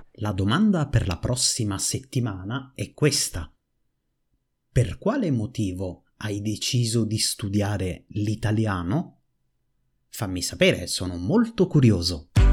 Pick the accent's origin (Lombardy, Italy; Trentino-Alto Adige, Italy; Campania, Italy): Campania, Italy; Naples; Napoli, la mia città natale